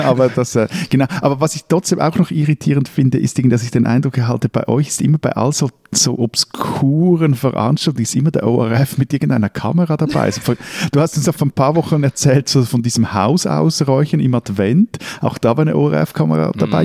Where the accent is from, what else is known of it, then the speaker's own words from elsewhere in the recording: Switzerland; bei uns in der Schweiz